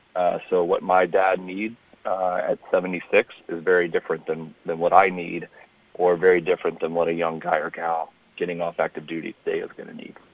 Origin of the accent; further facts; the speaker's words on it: Memphis, Tennessee, United States; moved away as an adult; I grew up in uh, in Tennessee. I grew up in Memphis